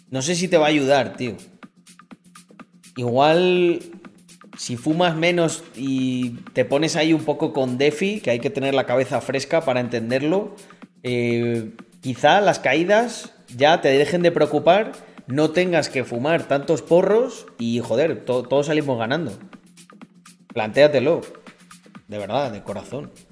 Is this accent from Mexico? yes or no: no; Almendralejo, Extremadura, Spain; also born or lived in Mérida; Mérida, donde legalmente nací. Aunque soy de Almendralejo. Pero claro, todos los niños de Almendralejo y de los pueblos nacían en, en el hospital de Mérida.